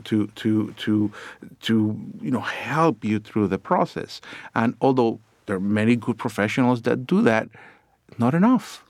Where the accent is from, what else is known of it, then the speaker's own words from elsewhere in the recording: Puerto Rico; moved away; I grew up down in Puerto Rico